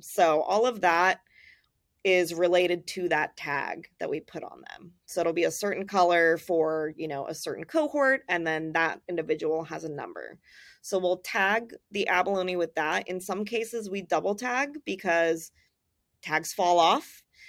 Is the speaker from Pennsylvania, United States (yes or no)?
no; Southern California, United States; I grew up in Southern California, so the ocean was part of my life all the time